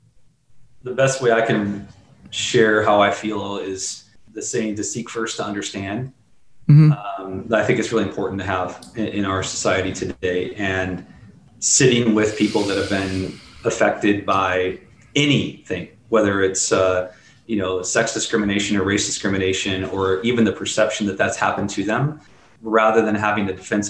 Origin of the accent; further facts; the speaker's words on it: Midwest, United States; I grew up in the Midwest.